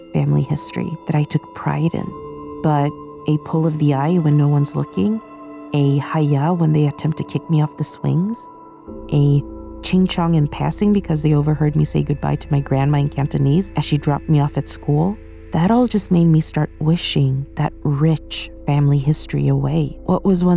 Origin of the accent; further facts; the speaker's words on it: Sweden; moved away as an adult; now in United Kingdom; I grew up in Sweden